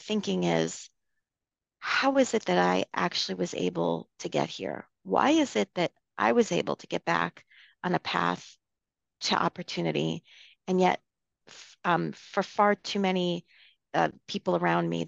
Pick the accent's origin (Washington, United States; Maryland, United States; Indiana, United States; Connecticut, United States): Connecticut, United States; outside of New Haven; I grew up outside of New Haven, Connecticut, in a small, you know, suburb.